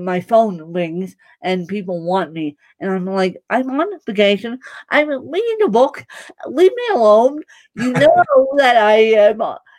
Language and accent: English; Ireland; I am Bahamian, I'm Canadian, I'm Irish, but my main nationality is Irish.